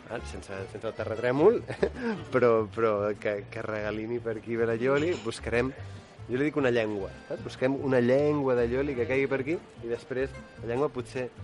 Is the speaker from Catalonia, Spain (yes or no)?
yes; Girona, Catalonia, Spain; Jo, jo sóc de Girona, i a Girona s'imposen sempre les braves del cònic